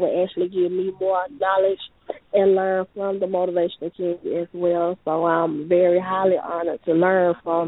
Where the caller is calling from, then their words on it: Atlanta, Georgia, United States; I'm calling from Atlanta, Georgia.